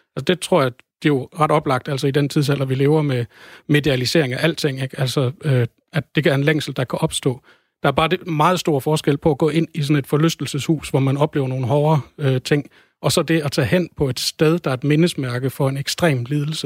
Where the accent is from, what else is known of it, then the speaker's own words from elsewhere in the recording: Denmark; jeg som dansker